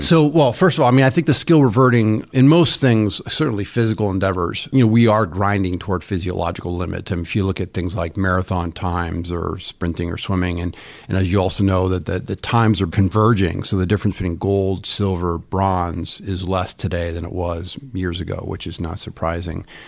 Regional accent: Ithaca, New York, United States; I grew up in Ithaca, New York, near Cornell.

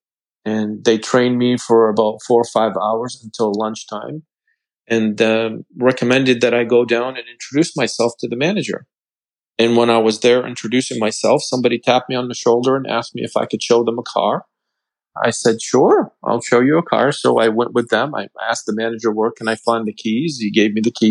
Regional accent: Lebanon; moved away as an adult; I came from Lebanon not even a year and a half ago

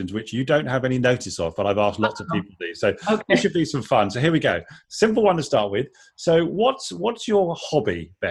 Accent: United Kingdom; As a Brit

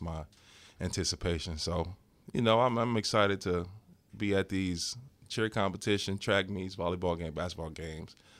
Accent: Cahokia, Illinois, United States; moved away; It's in my hometown, Cahokia, Illinois

